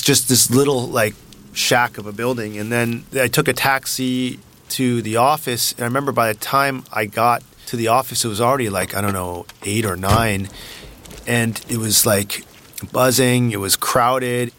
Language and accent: English; Palo Alto, California, United States; moved away as an adult; now in China; I grew up in Palo Alto